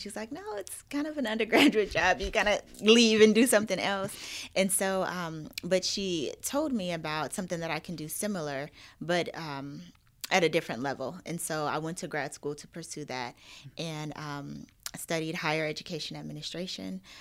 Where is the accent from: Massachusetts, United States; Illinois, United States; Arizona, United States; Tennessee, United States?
Arizona, United States; Phoenix; moved away as an adult; also born or lived in Miami / Louisiana; now in Atlanta, United States; born and raised in Arizona, in Phoenix, that's where all of my family is